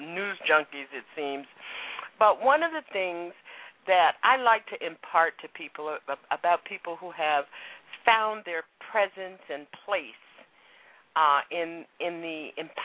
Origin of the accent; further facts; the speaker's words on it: West Palm Beach, Florida, United States; moved away as an adult; also born or lived in Boston, Massachusetts; I'm originally from West Palm Beach, Florida